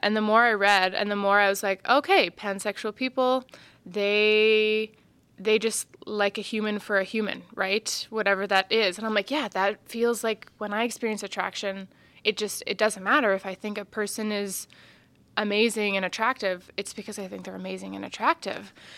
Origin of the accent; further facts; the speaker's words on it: Martensville, Saskatchewan, Canada; now in Saskatoon, Canada; growing up in Martinsville was really beautiful in some ways.